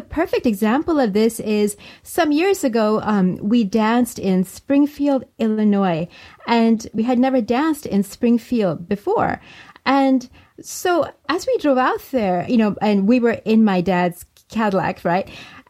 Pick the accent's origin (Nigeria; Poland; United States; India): India; also born or lived in France; So I felt very much at home, and it just sort of expanded my identity, I guess, of being Indian abroad.